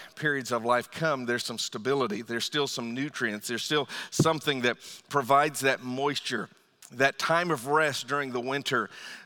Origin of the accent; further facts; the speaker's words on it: Northern Virginia, United States; also born or lived in Lorton, Virginia; now in Fredericksburg, United States; I grew up in Northern Virginia and moved a little bit further south into Lorton and eventually down here to Fredericksburg. But I've always lived in Virginia